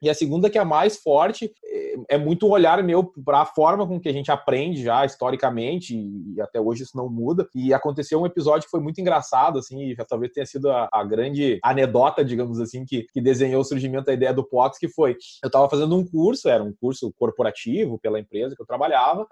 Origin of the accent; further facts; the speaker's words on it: Vacaria, Rio Grande do Sul, Brazil; moved away as an adult; also born or lived in Curitiba; eu sou gaúcho, sou do interior do estado do Rio Grande do Sul